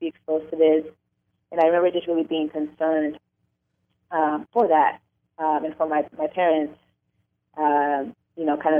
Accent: Orange County, Southern California, United States; I'm originally from Southern California. I grew up in Orange County to two Latino immigrant parents

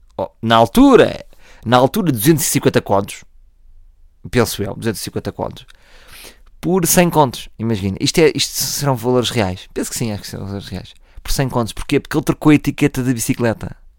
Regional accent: Oeiras, Lisbon, Portugal; nascido e criado em Oeiras

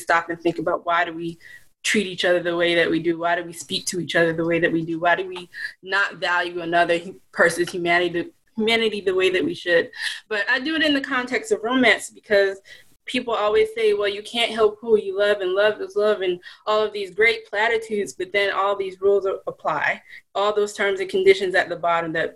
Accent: Blythewood, South Carolina, United States; also born or lived in Boston; now in Charleston, United States; I am from Blythewood, South Carolina. Went to Ridgeview High School

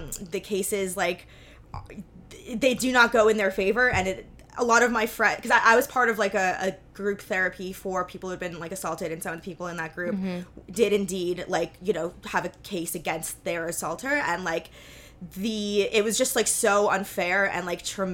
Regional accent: New York City, New York, United States; I'm from New York City

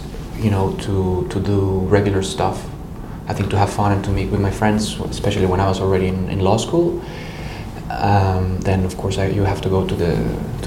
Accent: Mexico City, Mexico; moved away as an adult; also born or lived in Naucalpan, State of Mexico; now in Geneva, Switzerland; I was born in Mexico City

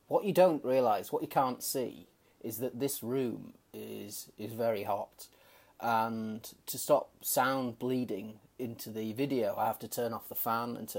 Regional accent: United Kingdom; moved away; based out of the UK, my home country

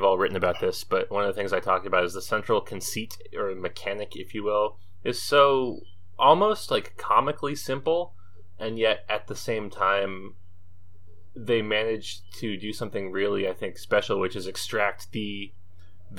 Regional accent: United States; I'm the American here

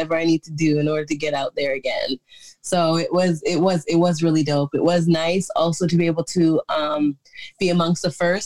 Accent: Canada; I'm proud to be Canadian

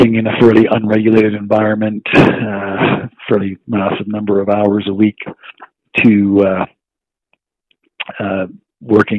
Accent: Moncton, New Brunswick, Canada; moved away as an adult; also born or lived in Halifax; I grew up in a small city called Moncton, New Brunswick

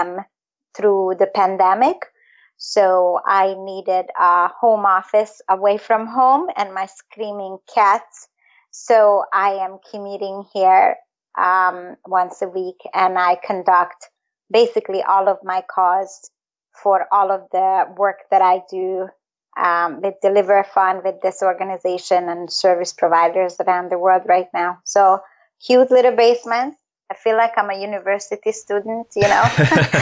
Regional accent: Budapest, Hungary; first language Hungarian; English is a second language; moved away as an adult; now in Toronto, Canada; growing up in Hungary, Budapest in the 1970s

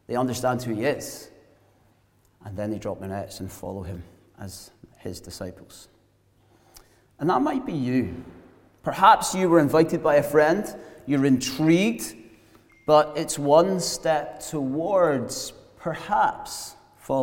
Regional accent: Glasgow, Scotland, United Kingdom; moved away as an adult; also born or lived in south coast of England; those of us brought up in Glasgow

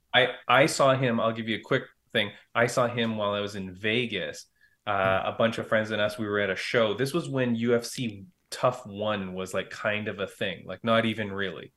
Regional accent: Toronto, Ontario, Canada; that's in Toronto. That's in my hometown

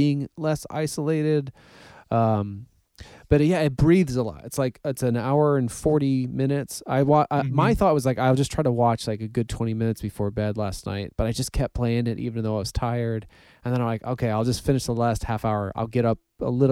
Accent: Ripon, Wisconsin, United States; I grew up around with in Ripon

